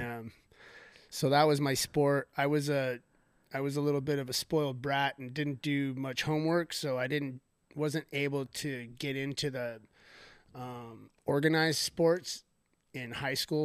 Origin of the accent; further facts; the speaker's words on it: Thousand Oaks, California, United States; I grew up here in Newbury Park, Thousand Oaks